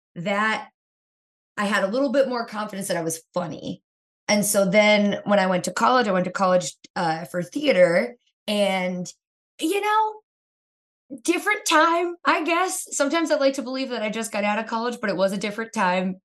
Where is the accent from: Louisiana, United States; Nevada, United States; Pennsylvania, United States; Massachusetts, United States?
Pennsylvania, United States; Kingston; I grew up in a town called Kingston, Pennsylvania